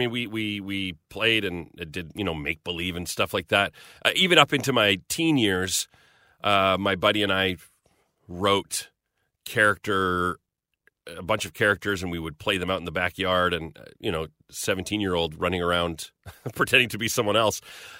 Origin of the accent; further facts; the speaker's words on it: Magrath, Alberta, Canada; No, I grew up in Southern Alberta. A little town. Yeah, little town in Alberta's a prairie province, just to the east of British Columbia. And we were down near the U.S. border. So a little town of 2,000 people called McGrath.